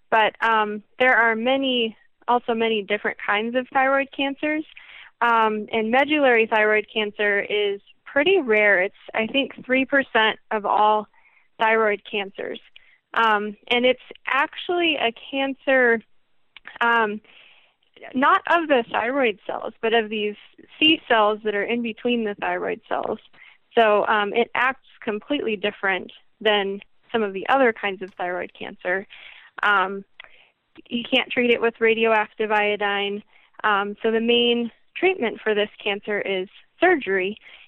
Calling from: Englewood, Colorado, United States; I am from Inglewood, Colorado, which is pretty close to Denver.

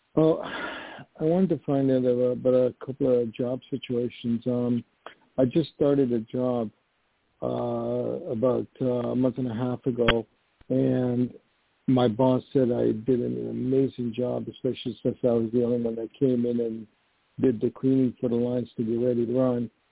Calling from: New York, United States; I'm calling from New York

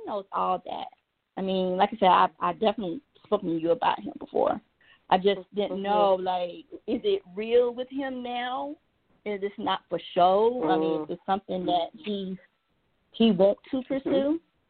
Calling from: Georgia, United States

